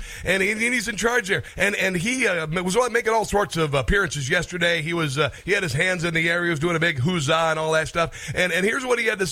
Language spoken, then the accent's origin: English; Iowa, United States; I'm from Iowa, and I grew up near where Johnny Carson had called home briefly, Avoca, Iowa